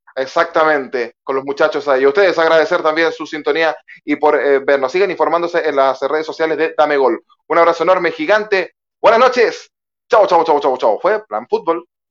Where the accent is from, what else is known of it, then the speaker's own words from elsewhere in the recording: Chile; como chileno